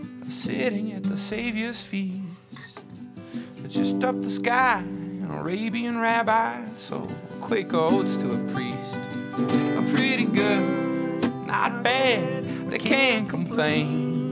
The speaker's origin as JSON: {"language": "English", "region": "Midwest", "country": "United States", "tie": "born or raised there", "also_born_or_lived": "Illinois / Michigan / Indiana", "said": "Yeah, I grew up in Illinois, Michigan, Indiana, Midwest, and yeah, I guess a lot of folk and traditional American stuff"}